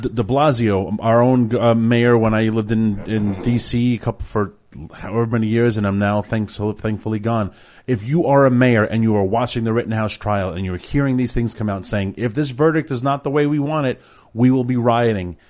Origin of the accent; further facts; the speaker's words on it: New York City, New York, United States; growing up in New York City